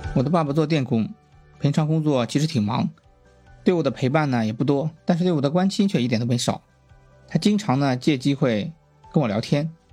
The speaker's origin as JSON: {"language": "Chinese", "region": "Shandong", "country": "China", "tie": "born or raised there", "said": "我是出生在一个山东的小镇上"}